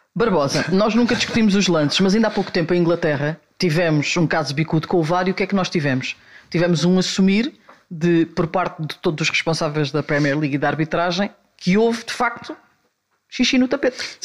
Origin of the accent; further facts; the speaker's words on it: Portugal; aquilo que tu és enquanto português